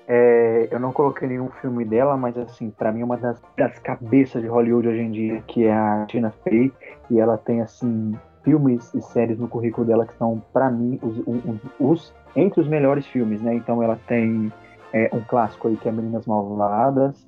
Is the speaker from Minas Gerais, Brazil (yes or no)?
yes; Belo Horizonte, Minas Gerais, Brazil; eu sou de BH, Minas Gerais